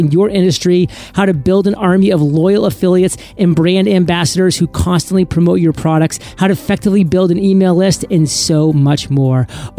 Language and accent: English; Washington, District of Columbia, United States; I'm an American. I don't believe in philosophy. This is a fact, or as we say in my hometown of Washington, D.C., a true fact.